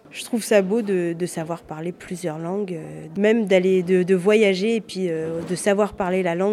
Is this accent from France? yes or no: yes; France; first language French; Je suis née en France, j'ai l'habitude de parler français, donc c'est tout le temps. Après, arabe, c'est euh, de temps en temps voilà, avec mes parents, mais sans plus que je connais pas forcément l'arabe.